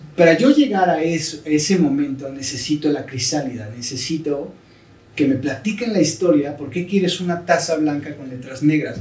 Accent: Mexico; soy el mexicano, así como solo hay uno

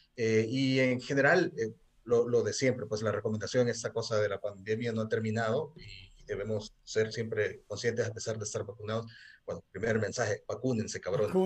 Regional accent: El Salvador; soy músico de El Salvador

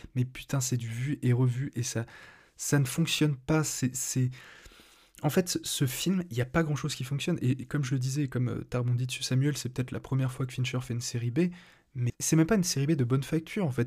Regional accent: France; je suis français

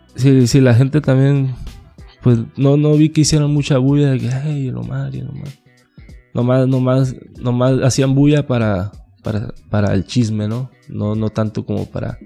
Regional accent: La Paz, Baja California Sur, Mexico; yo nací en La Paz

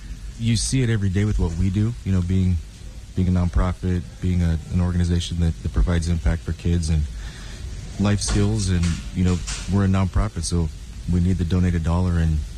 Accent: King City, California, United States; The City of King, yeah. Yeah, so I'm Monterey County kid.

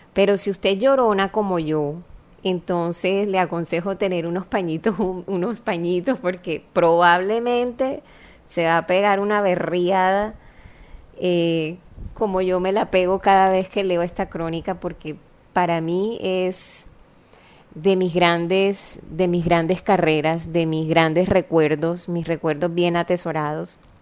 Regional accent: Barranquilla, Atlántico, Colombia; accent: costeñol; yo nací en Barranquilla, una ciudad

